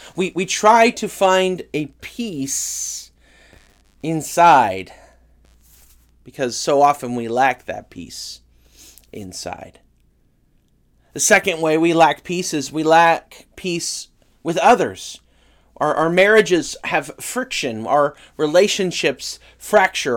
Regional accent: California, United States; moved away; where I grew up in California

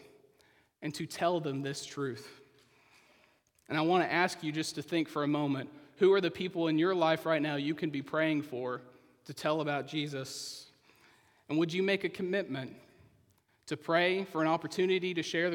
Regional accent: Poteau, Oklahoma, United States; moved away; I'm from Poto, Oklahoma, a town most of you, probably all of you, have never heard

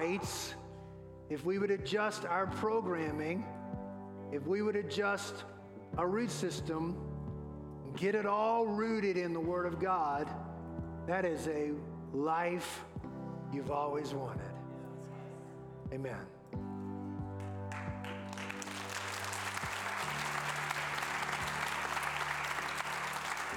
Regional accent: New Orleans, Louisiana, United States; moved away; I grew up in New Orleans

